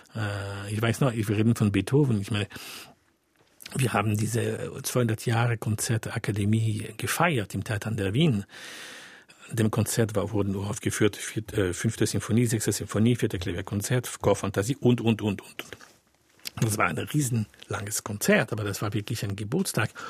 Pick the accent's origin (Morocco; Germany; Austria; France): France; German is a second language; ich bin Franzose